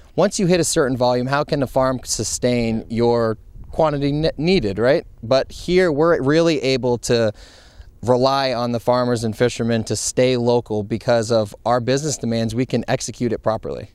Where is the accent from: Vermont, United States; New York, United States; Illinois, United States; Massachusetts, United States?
Vermont, United States; Montpelier; moved away as an adult; also born or lived in Providence, Rhode Island / Amelia Island, Florida; now in Westerly, United States; I grew up in Montpelier, Vermont